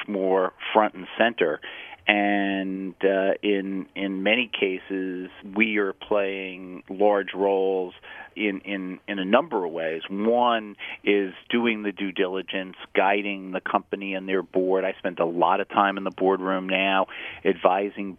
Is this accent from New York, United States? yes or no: yes; New York City, New York, United States; born on this island, grew up in New York City. All my education was in the city of New York